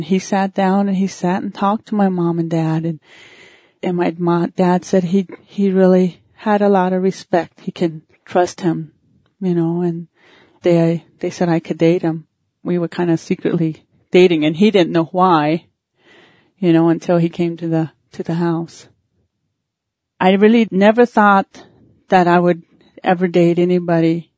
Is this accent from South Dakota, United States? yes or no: yes; Thunder Butte, South Dakota, United States; also born or lived in Dupree, South Dakota; When I was a little girl, we grew up in a little Indian village down in Thunder Butte